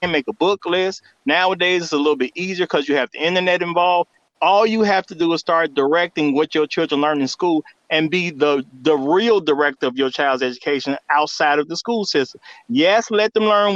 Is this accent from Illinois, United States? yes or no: yes; Chicago, Illinois, United States; I grew up in Chicago.